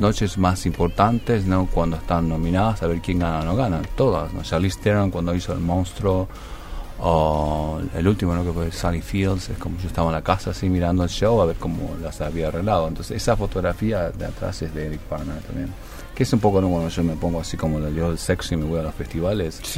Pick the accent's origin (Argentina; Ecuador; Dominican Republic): Argentina; Misiones; moved away; yo nací en Misiones